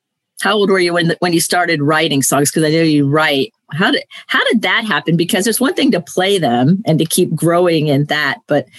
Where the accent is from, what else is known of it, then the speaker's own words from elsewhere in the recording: Florida, United States; I'm from Florida